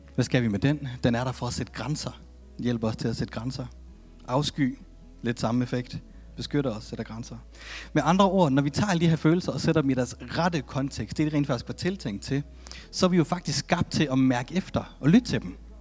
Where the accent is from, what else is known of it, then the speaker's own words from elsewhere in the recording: Denmark; jeg er født i Danmark